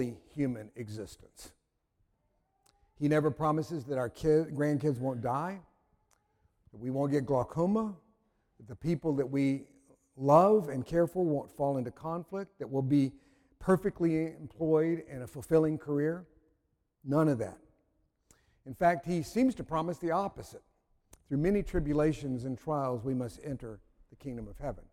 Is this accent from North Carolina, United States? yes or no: yes; North Carolina, United States; I'm from North Carolina